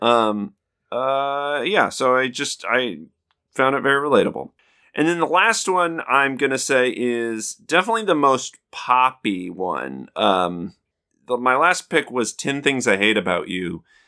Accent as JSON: {"language": "English", "region": "Southeast Idaho", "country": "United States", "tie": "born or raised there", "said": "we're both from Idaho"}